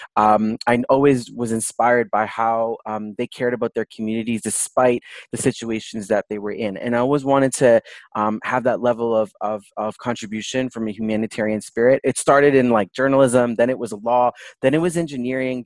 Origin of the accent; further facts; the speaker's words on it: Toronto, Ontario, Canada; I was born and raised in Toronto, Canada